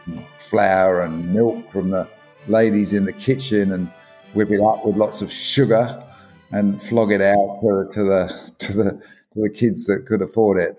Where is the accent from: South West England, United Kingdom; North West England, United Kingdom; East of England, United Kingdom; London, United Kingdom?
London, United Kingdom; moved away as an adult; now in Australia; I was born in London, in fact. And I migrated to Australia when I was 27.